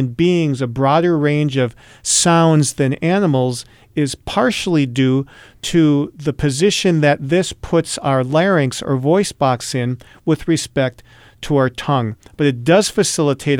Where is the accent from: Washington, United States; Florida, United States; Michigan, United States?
Michigan, United States; moved away; I grew up in Michigan